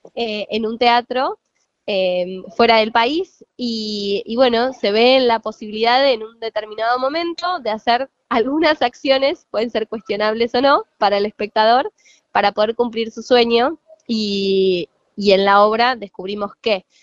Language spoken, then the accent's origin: Spanish; Diamante, Entre Ríos, Argentina; yo soy de Entre Ríos, en eh, un lugar que se llama Diamante